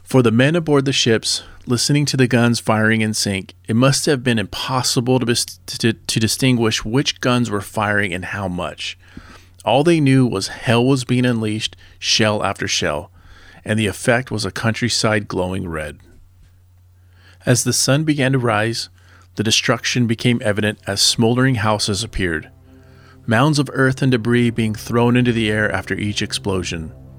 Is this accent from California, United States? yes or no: yes; Southern California, United States; I grew up in Southern California